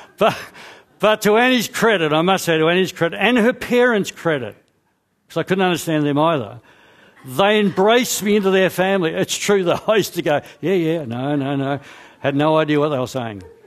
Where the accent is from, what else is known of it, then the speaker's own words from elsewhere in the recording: Scotland, United Kingdom; I'm Scottish